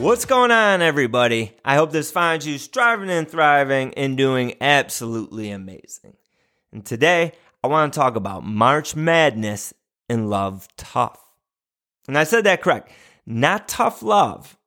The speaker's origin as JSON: {"language": "English", "town": "St. Bonaventure", "region": "New York", "country": "United States", "tie": "born or raised there", "said": "the university in my hometown, Saint Bonaventure University"}